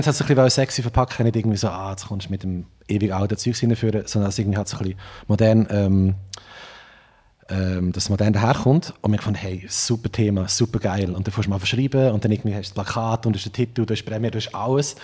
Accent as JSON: {"language": "German", "town": "Trimbach", "region": "Solothurn", "country": "Switzerland", "tie": "born or raised there", "also_born_or_lived": "Olten", "accent": "unsauberer Oltner Dialekt, mixed with Aargau and Lucerne", "said": "Also eigentlich ist es sogar äh, auf Trimbacher Boden, wo ich aufgewachsen bin"}